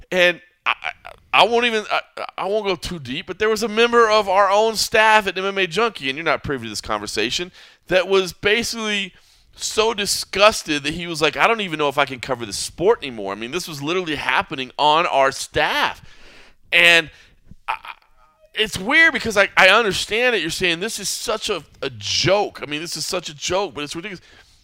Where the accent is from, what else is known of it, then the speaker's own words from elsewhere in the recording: United States; I'm an American.